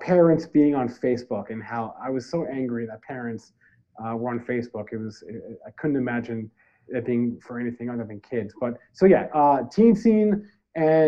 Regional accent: New Jersey, United States; moved away as an adult; also born or lived in Detroit, Michigan; now in Detroit suburbs, United States; I'm from Central Jersey, which is a thing. Some people might say it's not, but Central Jersey definitely exists and it is real. I grew up about, 40 minutes from New York City, an hour from Philadelphia.

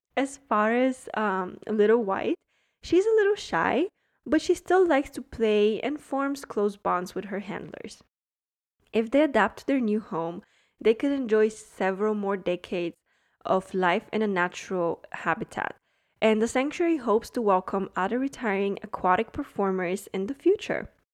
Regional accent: Germany; now in Miami, United States; I grew up in Germany

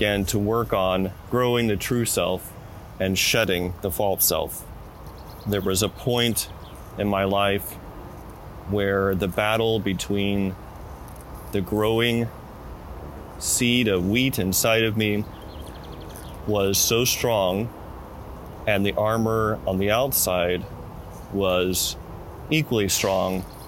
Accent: the South, United States; moved away as an adult; also born or lived in West Coast; I was born and raised in the South

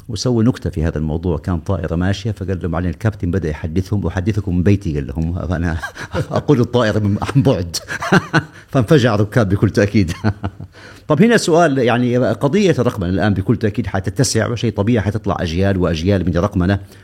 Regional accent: Saudi Arabia; أنا كسعودي

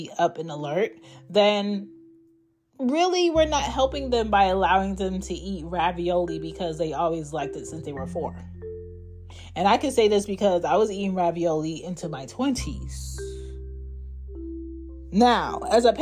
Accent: United States

